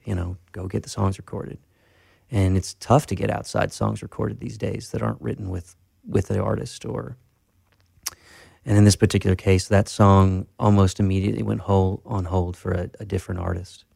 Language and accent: English; Tennessee, United States; now in Nashville, United States; I grew up in Tennessee uh, from three to 17.